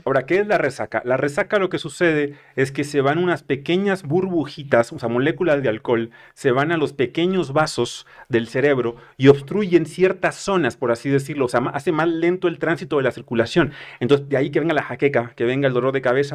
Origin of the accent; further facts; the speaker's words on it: northern Mexico, Mexico; moved away; consumía como buen norteño